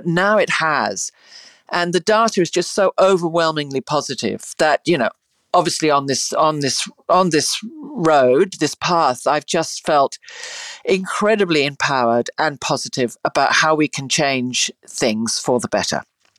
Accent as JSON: {"language": "English", "region": "South West England", "country": "United Kingdom", "tie": "born or raised there", "said": "Look, I grew up in the country in England. I grew up in the Cotswolds and amongst, you know, sheep, and we rode a lot"}